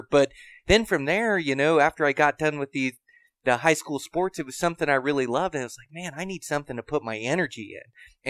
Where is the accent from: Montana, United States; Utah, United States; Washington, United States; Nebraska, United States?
Washington, United States; Western; but we grew up in Western Washington hunting blacktails